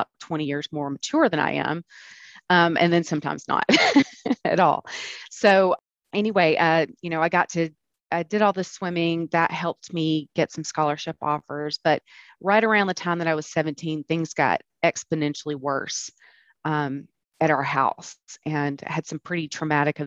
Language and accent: English; Birmingham, Alabama, United States; now in Atlanta, United States; I grew up in Birmingham